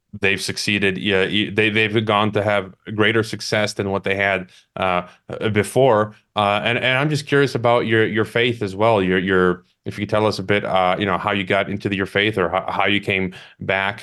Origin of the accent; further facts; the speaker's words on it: Chicago, Illinois, United States; moved away; Chicago, my hometown